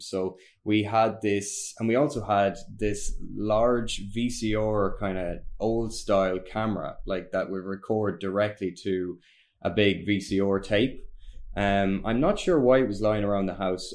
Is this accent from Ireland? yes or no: yes; Ireland; we're Irish